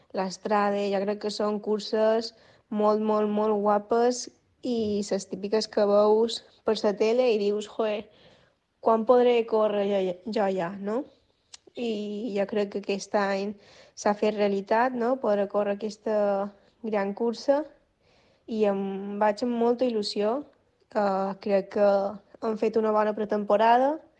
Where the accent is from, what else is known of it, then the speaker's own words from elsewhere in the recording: Majorca, Balearic Islands, Spain; de Dena Wines, mallorquina